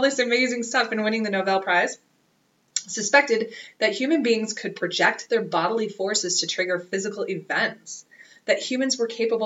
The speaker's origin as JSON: {"language": "English", "country": "United States", "said": "I'm American"}